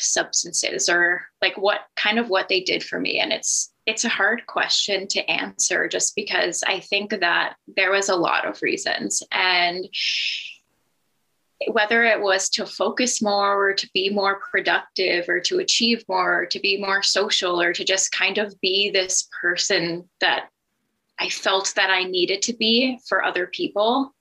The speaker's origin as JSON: {"language": "English", "town": "Halifax", "region": "Nova Scotia", "country": "Canada", "moved": "as an adult", "lives_now": "Manitoba, Canada", "said": "So I am from Halifax, Nova Scotia. I moved to Manitoba about 4 years ago"}